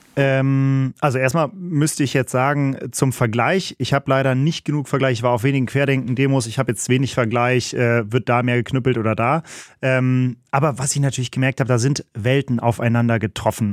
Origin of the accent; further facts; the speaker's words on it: North Rhine-Westphalia, Germany; Also ich komme ja aus, hier aus NRW